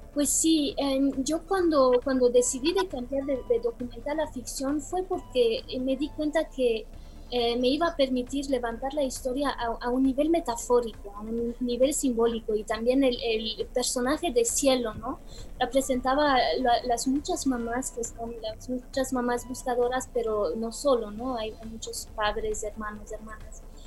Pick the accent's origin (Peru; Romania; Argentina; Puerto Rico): Romania; Bucharest; moved away; also born or lived in Belgium / United States / Mexico; en mi país natal